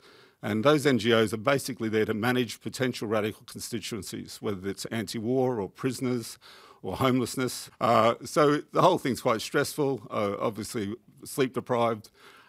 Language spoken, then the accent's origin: English; Queensland, Australia; moved away; Like Julian, I'm from Queensland, Australia.